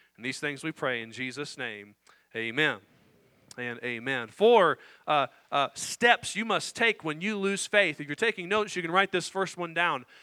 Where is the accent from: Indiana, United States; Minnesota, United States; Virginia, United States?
Indiana, United States; I grew up in Indiana